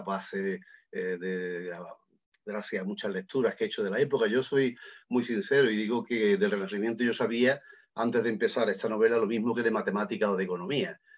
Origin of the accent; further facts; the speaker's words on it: Lucena, Andalusia, Spain; yo soy de Lucena, de Córdoba